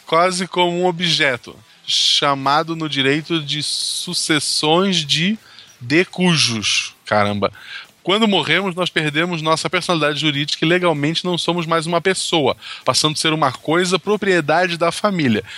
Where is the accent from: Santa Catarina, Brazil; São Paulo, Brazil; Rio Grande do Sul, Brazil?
Santa Catarina, Brazil; Florianópolis; also born or lived in São José, Santa Catarina; eu sou de Florianópolis, naquele né, é lado. Eu vivi em São José por vários motivos aleatórios